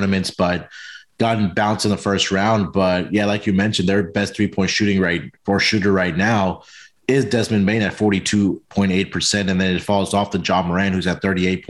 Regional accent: Houston, Texas, United States; we have the Houston Rockets, man, my hometown team

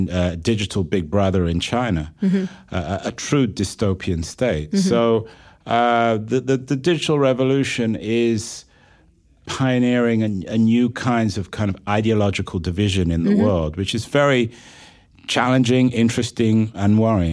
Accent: England, United Kingdom

